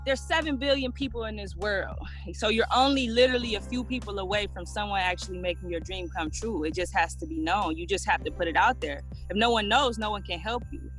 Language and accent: English; Detroit, Michigan, United States; moved away as an adult; now in Hawaii, United States; We were originally from Detroit, so we're originally from Detroit, born and raised